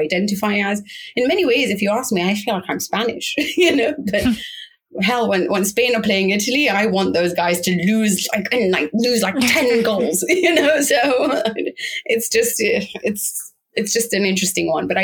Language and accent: English; London, United Kingdom; I grew up in London. I'm English by every stretch of the imagination